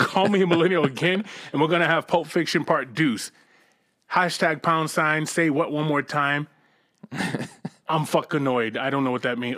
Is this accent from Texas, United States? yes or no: no; Boston, Massachusetts, United States; I'm from Boston